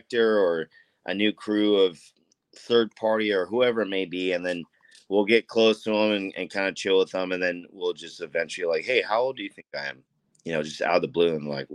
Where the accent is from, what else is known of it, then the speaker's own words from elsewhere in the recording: Anaheim, California, United States; I'm from Anaheim, born and raised Anaheim.